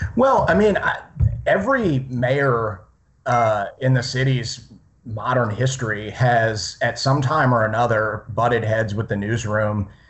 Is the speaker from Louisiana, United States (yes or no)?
yes; Slidell, Louisiana, United States; moved away as an adult; now in Jacksonville, United States; I'm actually from Slidell, which is right outside New Orleans. So we're both uh, Gulf Coast kids